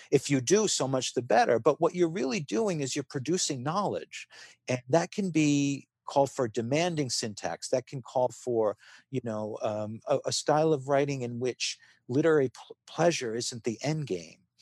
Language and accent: English; Rhode Island, United States; moved away as an adult; My family and my small town in Rhode Island where I grew up